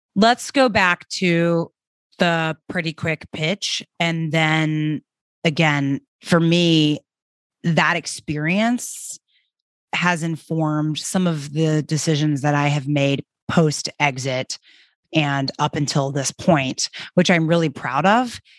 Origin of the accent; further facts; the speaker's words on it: Birmingham, Alabama, United States; moved away as an adult; also born or lived in New York City / Paris; I grew up in Birmingham, Alabama, and after college, moved to New York City